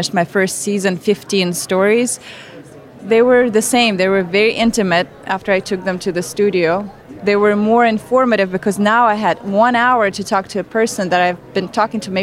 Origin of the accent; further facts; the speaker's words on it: Siberia, Russia; moved away as an adult; now in United States; I was raised in Siberia, probably the worst place to be raised. I'm from a tiny mining town in the middle of nowhere